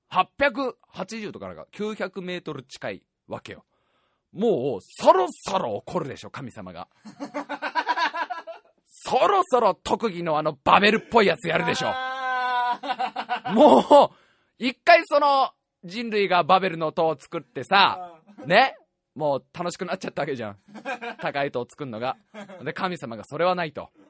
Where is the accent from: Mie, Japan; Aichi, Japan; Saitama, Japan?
Saitama, Japan; まあ、俺もまあね、えー、埼玉生まれ、埼玉育ち、ご飯が好きなやつは大体友達ってい